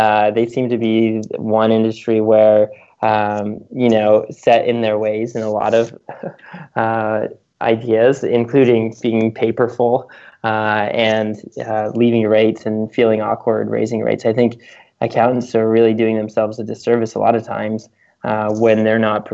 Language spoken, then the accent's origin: English; United States; also born or lived in Canada; as an American who lived in Canada for a few years